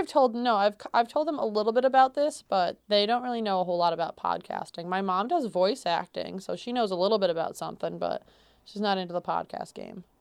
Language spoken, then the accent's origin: English; central New York, United States; I was born and raised in New York. um, central New York specifically for me